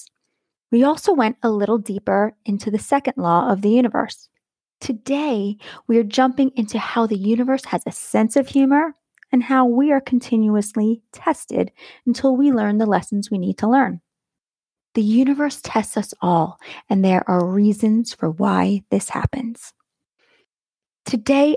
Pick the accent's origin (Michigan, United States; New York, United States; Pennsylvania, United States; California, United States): New York, United States; Long Island; Being that I grew up on Long Island